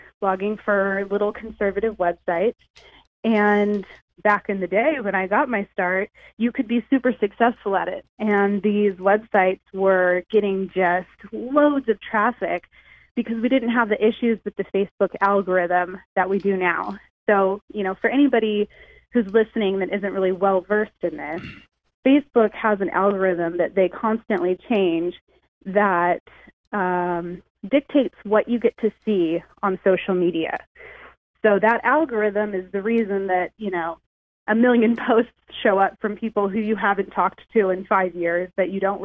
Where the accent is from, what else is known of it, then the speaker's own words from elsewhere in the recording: Huntington Beach, California, United States; I grew up right here in Southern California, in Huntington Beach